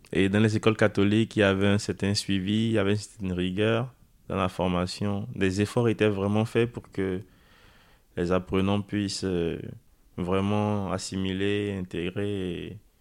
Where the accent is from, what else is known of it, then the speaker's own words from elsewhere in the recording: Porto-Novo, Ouémé, Benin; moved away as an adult; now in France; J'ai grandi au Bénin. Je suis arrivé en France euh, le 6 septembre de l'année 2020.